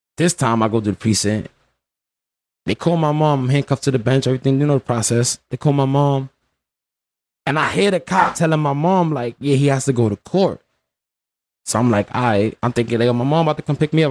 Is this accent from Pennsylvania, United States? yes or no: no; New York City, New York, United States; I'm from the Bronx